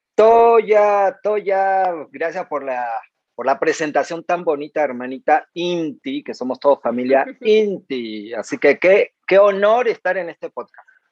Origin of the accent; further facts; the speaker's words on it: Cinco Saltos, Río Negro, Argentina; moved away; nací en la Patagonia Argentina y fueron mis comienzos ahí en el sur, en el Alto Valle Río Negro, Neuquén, en Cinco Saltos